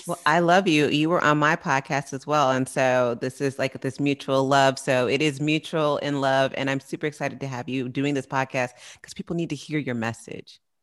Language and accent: English; San Francisco Bay Area, California, United States; I'm from the Bay Area